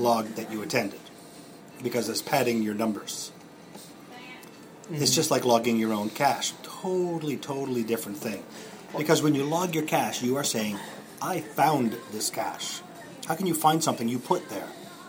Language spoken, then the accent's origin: English; Moncton, New Brunswick, Canada; When I grew up in Moncton.